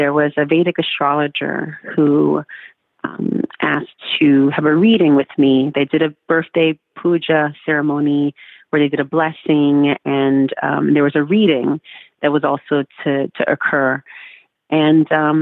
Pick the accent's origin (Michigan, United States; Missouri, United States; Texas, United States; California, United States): California, United States; Oakland; I grew up in California